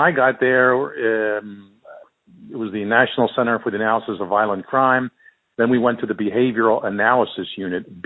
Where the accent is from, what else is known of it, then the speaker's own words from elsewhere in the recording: Philadelphia, Pennsylvania, United States; I grew up in Philadelphia